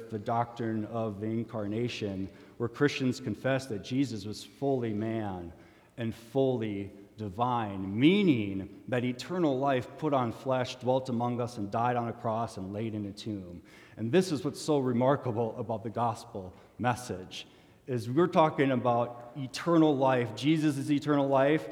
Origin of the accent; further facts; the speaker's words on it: Minnesota, United States; as a Minnesotan